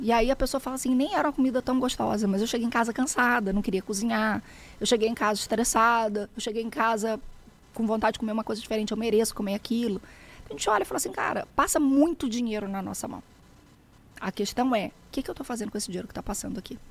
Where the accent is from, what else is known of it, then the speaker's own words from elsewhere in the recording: Rio de Janeiro, Brazil; moved away as an adult; also born or lived in southern Brazil; Eu sou carioca